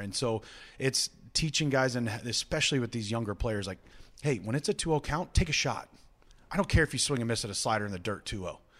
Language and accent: English; Visalia, California, United States; now in Cleveland, United States; I'm from Visalia, California.